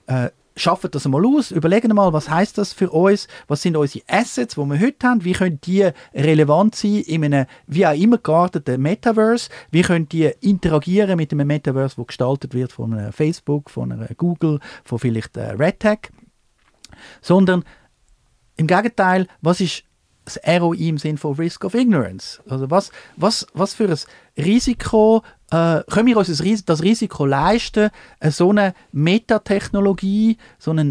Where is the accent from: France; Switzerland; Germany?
Switzerland; wollte ich als Schweizer wirklich jetzt weiterhin in, dem Fa in dieser Faxliga spielen